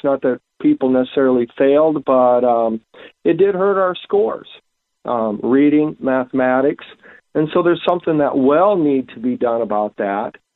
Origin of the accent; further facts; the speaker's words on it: Pierre, South Dakota, United States; I grew up in Pierre.